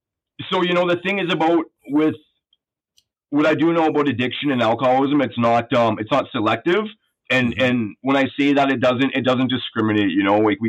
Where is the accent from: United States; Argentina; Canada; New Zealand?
Canada; Calgary, Alberta; born there; also born or lived in Sherwood Park, Canada; a good home. And like, which I did, you know, I came from a middle class working home. You know, I was born in Alberta.